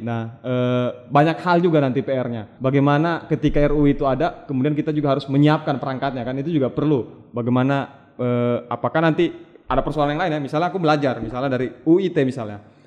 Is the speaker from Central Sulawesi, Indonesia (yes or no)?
yes; Palu, Central Sulawesi, Indonesia; saya besar di, di, di Palu